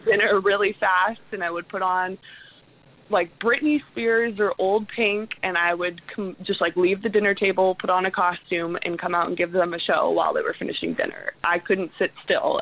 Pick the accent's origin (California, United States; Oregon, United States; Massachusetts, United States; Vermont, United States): Oregon, United States; Portland; I'm from Portland, so it was a couple hours away.